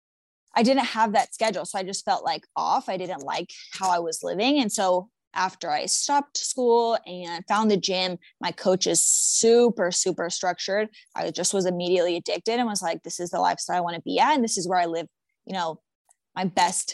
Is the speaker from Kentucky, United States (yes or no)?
no; San Jose, California, United States; moved away as an adult; now in Oklahoma City, United States; I grew up in San Jose, California, and I started with Taekwondo as a kid